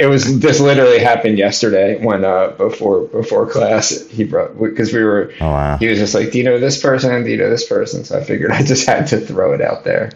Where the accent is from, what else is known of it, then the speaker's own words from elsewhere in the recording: Essex County, New Jersey, United States; we grew up in Essex County